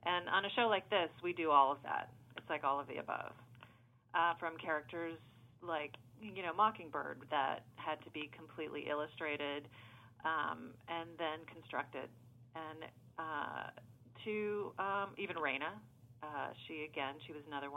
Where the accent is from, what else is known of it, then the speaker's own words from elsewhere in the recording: Savannah, Georgia, United States; moved away as an adult; now in Los Angeles, United States; I'm originally from Savannah, Georgia